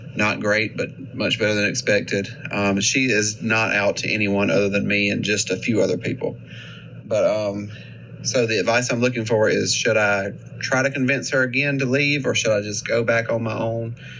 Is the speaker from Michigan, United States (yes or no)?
no; Alabama, United States; I'm from Alabama